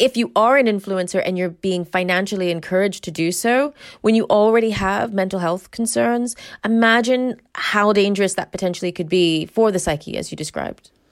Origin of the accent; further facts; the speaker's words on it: United States; moved away as an adult; now in United Kingdom; I am American, but I've lived in this country, like, thirty years.